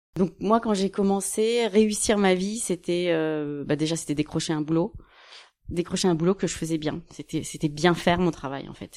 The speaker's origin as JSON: {"language": "French", "town": "Cergy-Pontoise", "region": "Île-de-France", "country": "France", "also_born_or_lived": "Chicago, United States / Washington, United States / New York, United States", "said": "une formation à côté de chez moi, à Cergy Pontoise"}